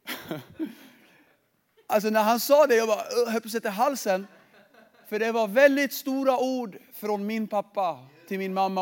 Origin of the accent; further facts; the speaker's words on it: Sweden; jag är född i Sverige